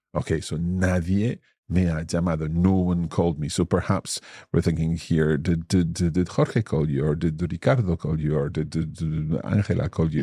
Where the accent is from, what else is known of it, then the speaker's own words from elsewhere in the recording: Scotland, United Kingdom; yo soy escocés.